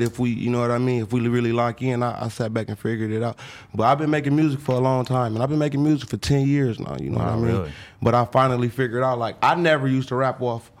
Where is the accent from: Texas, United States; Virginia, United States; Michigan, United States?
Michigan, United States; Beecher; We grew up in the same neighborhood. We grew up in Beecher. He from where I'm from.